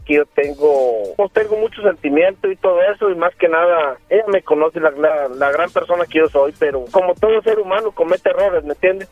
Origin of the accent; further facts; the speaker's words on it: Aguascalientes, Mexico; de donde yo vengo, de Aguascalientes